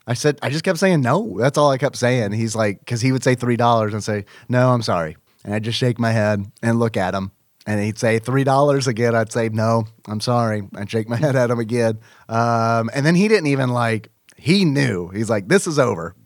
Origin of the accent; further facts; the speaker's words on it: United States; I am American